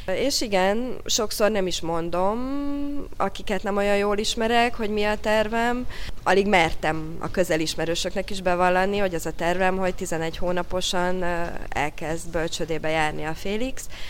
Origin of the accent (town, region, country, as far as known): Hungary; moved away; also born or lived in France